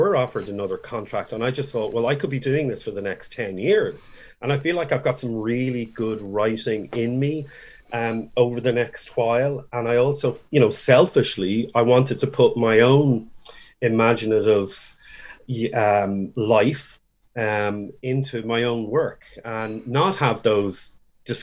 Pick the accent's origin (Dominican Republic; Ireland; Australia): Ireland; Dublin, Leinster; moved away; also born or lived in Florida; the one that I grew up in Dublin.